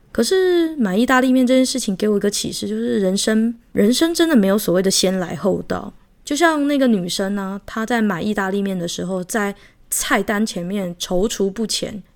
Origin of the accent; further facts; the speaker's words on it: Taiwan; 虽然我是台湾人，我只能够看到中文版